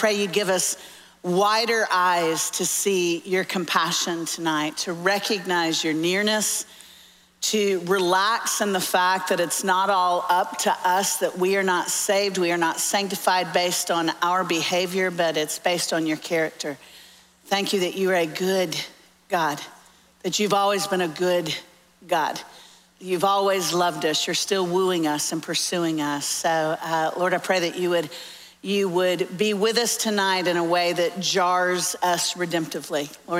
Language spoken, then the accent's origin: English; Orlando, Florida, United States; now in Nashville, United States; I'm actually from Orlando, so I'm a Florida fan. Lived in Tennessee for 30 years, which is why I sound like I was raised in a barn now.